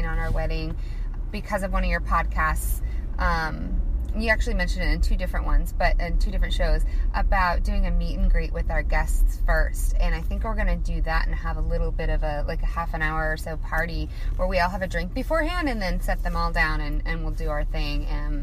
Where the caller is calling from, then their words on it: Portland, Oregon, United States; I am calling you from Portland, Oregon